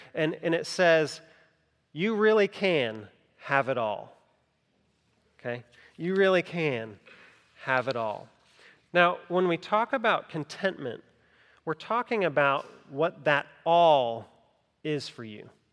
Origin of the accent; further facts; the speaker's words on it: Greenville County, South Carolina, United States; I grew up in Greenville County, not in Greenville, Greenville, but Greenville County